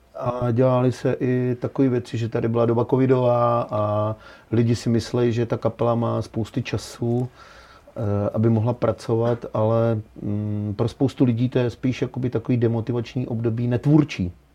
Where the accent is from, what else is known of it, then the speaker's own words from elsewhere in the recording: Petříkovice, Hradec Králové Region, Czechia; já jsem z Petříkovic